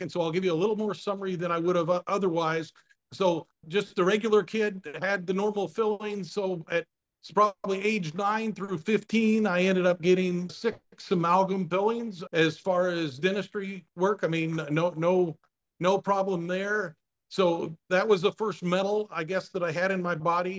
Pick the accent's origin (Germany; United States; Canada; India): United States; Eastern Washington State; I grew up in Eastern Washington State on a dryland wheat farm.